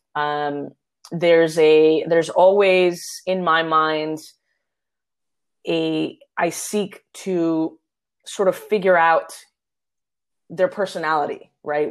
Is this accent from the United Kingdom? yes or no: no; Puerto Rico; my hometown, Puerto Rico